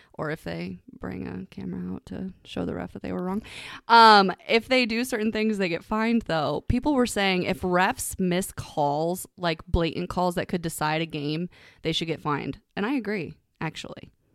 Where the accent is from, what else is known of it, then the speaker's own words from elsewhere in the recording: Ohio, United States; I'm from Ohio